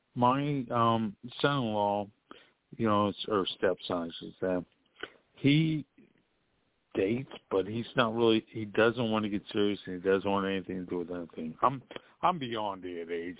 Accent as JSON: {"language": "English", "town": "Pittsburgh", "region": "Pennsylvania", "country": "United States", "also_born_or_lived": "Florida", "accent": "East Coast", "moved": "yes", "lives_now": "Orlando, United States", "said": "I'm originally from the Pittsburgh area"}